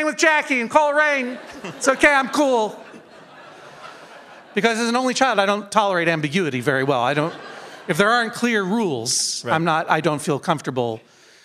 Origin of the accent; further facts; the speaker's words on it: Massachusetts, United States; I'm from Massachusetts